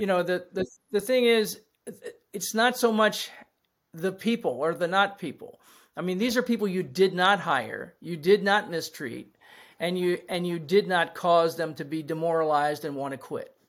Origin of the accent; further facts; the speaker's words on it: Washington, District of Columbia, United States; I grew up in Washington, D C